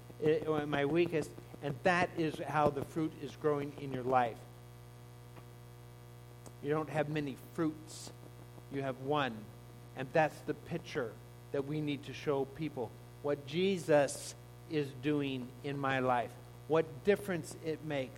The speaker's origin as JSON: {"language": "English", "town": "Laguna Beach", "region": "California", "country": "United States", "tie": "born or raised there", "moved": "yes", "said": "I grew up in Laguna Beach"}